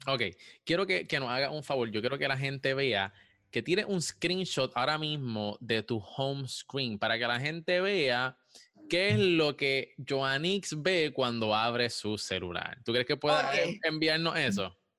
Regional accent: Puerto Rico; yo soy de Puerto Rico también

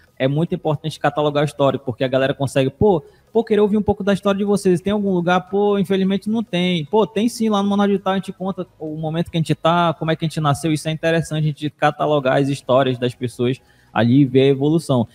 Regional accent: Manaus, Amazonas, Brazil; lá na Alvorada, que eu nasci na Alvorada

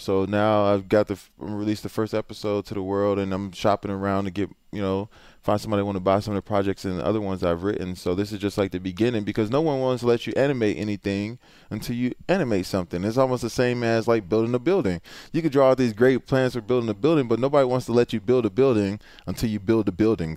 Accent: Houston, Texas, United States; I'm from Houston

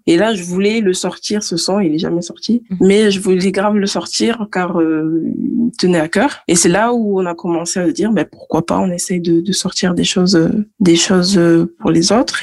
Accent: Toulouse, Occitania, France; also born or lived in Guadeloupe; J'ai grandi à Toulouse, je suis née à Toulouse et je suis originaire euh, de la Guadeloupe

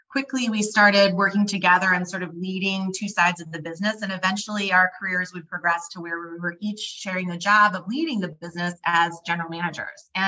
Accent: Dallas, Texas, United States; also born or lived in Midwest; I grew up moving a lot. So I grew up in the Midwest a few places. And then I ended up actually doing high school in Dallas, Texas. And that's where my parents have stayed.

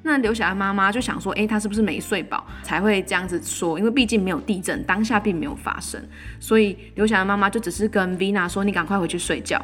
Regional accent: Taiwan; 自己身为台湾人

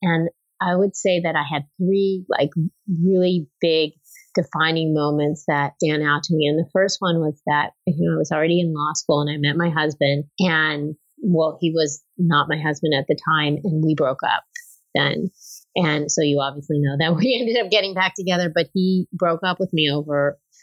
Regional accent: Los Angeles, California, United States; I grew up in California, in Los Angeles

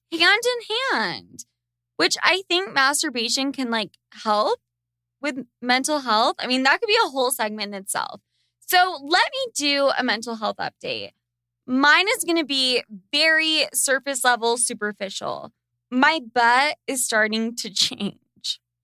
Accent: Sandy, Utah, United States; I grew up in Sandy, Utah

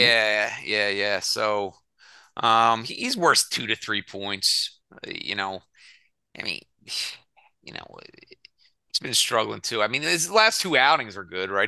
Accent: Philadelphia, Pennsylvania, United States; I'm from Philly

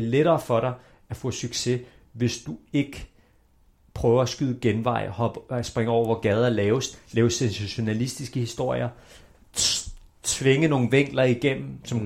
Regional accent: Denmark; Vi er født mm. i Danmark

